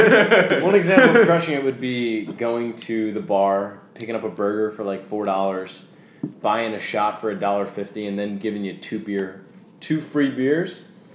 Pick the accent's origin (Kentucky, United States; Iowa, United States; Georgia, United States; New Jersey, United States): New Jersey, United States; Manalapan; moved away; I grew up in Manalapan, New Jersey.